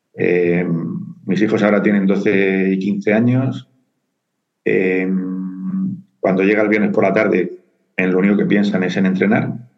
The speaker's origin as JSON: {"language": "Spanish", "town": "Murcia", "region": "Region of Murcia", "country": "Spain", "moved": "as an adult", "lives_now": "Madrid, Spain", "said": "yo soy de Murcia, ¿vale? me vine a estudiar aquí a, Madrid y, aquí me he quedado"}